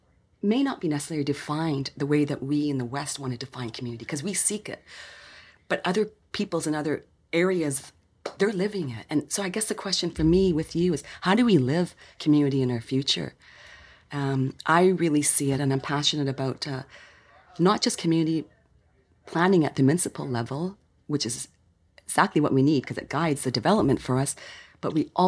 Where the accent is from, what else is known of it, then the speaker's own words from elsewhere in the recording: Victoria, British Columbia, Canada; I was born here in Victoria. And it's great to come back. And I'm settling here in my homegrown hometown.